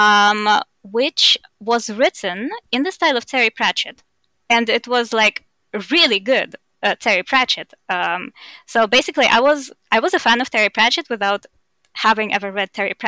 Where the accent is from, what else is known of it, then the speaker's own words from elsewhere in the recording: Estonia; accent: Russian; now in Germany; I grew up in Estonia, which has a 20% Russian population